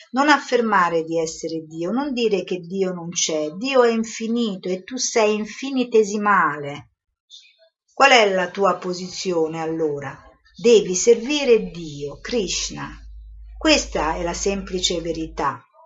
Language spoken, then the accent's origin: Italian; Italy